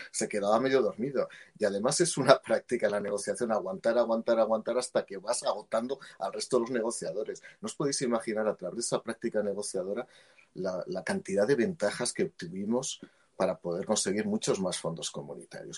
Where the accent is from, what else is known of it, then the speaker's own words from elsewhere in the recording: Aragon, Spain; yo, que soy aragonés, franco y directo